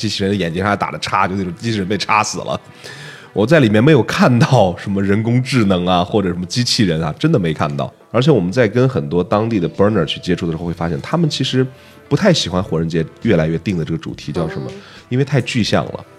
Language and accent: Chinese; China; 咱们展示一下我们中国人自己的民族优秀的传统文化。